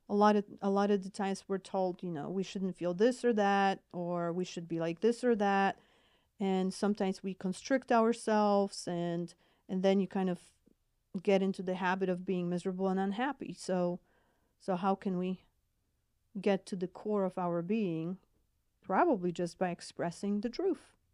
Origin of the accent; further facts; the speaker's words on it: Poland; accent: Polish; English is a second language; moved away; I'm originally from Poland, so hence my accent